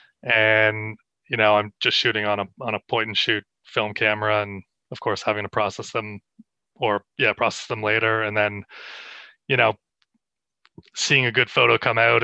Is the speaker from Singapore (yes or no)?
no; Canada; moved away as an adult; now in Australia; I'm from Canada. I moved here I'd say in 2018.